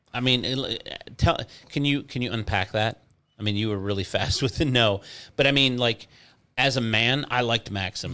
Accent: Inkster, Michigan, United States; moved away as an adult; also born or lived in Garden City, Michigan / Canton, Michigan; now in Florida, United States; I grew up in Inkster and Garden City

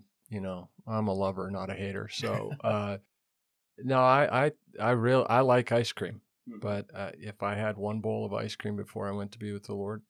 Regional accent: Montana, United States; Who am I? I grew up in Western Montana

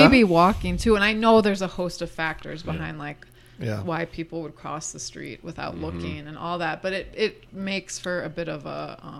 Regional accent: Wisconsin, United States

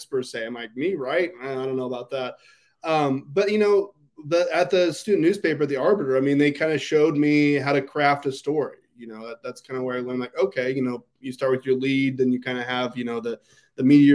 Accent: Ontario, Oregon, United States; also born or lived in Boise, Idaho; the Argus Observer, which I would later work for, which was my hometown newspaper

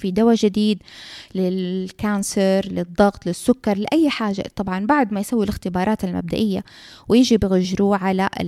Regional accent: Saudi Arabia; حتى عندنا في السعوديه لو اف دي اي ما وافقت معناها الدواء هذا احنا ما حنستعمله

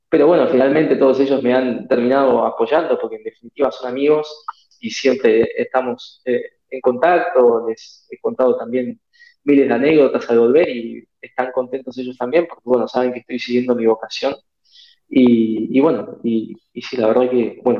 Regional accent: Argentina; Yo hacía atletismo antes en Argentina, en mi país, y un día estábamos entrenando

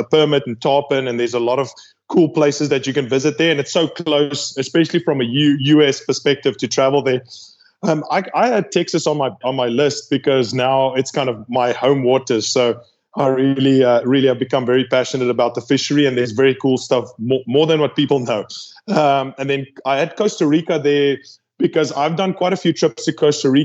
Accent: South Africa; I'm from South Africa

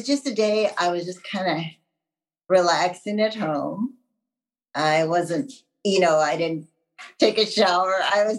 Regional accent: Wisconsin, United States; So I'm from Wisconsin. I'm practical. Nice. What can I say? I'm a Midwest girl.

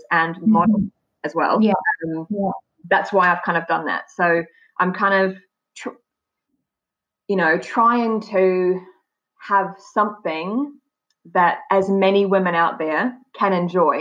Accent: New Zealand; moved away as an adult; now in United Kingdom; I was born in New Zealand

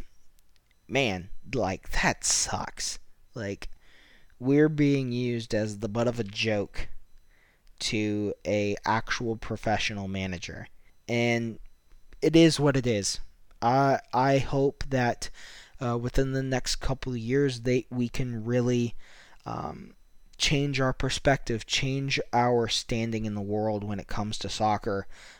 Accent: United States; I'm American

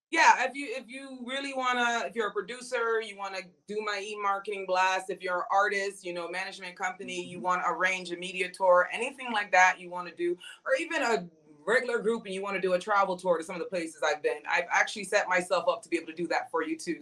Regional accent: Jamaica; I'm Jamaican

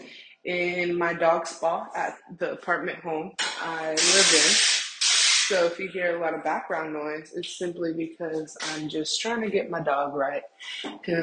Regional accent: United States; as an American and in America

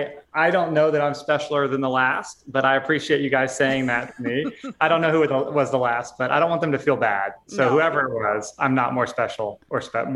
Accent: Texas, United States; also born or lived in St. Louis / Arizona / Hawaii; I grew up in Texas and then St. Louis and then lived in Arizona and Hawaii and here and there in a motorhome

